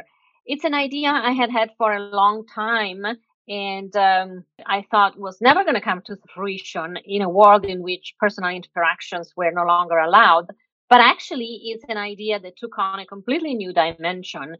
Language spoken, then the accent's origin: English; Milan, Lombardy, Italy; moved away as an adult; I was born and raised in Milan